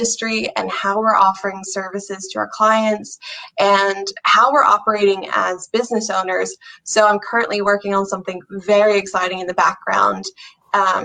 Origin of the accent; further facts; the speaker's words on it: United States; moved away as an adult; now in Ireland; I'm from America originally, I've lived in Ireland for about 8 years now